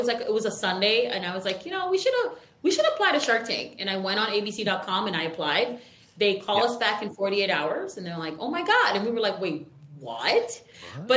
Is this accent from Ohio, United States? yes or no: no; New York, United States; we're from New York